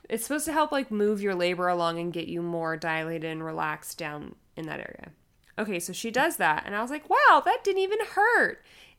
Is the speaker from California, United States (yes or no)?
yes; California, United States; We're originally from California. We moved out there for his job, and we got pregnant in Colorado.